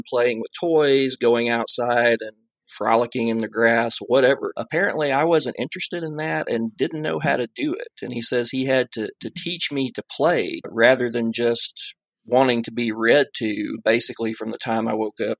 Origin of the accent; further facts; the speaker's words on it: the South, United States; I come from the South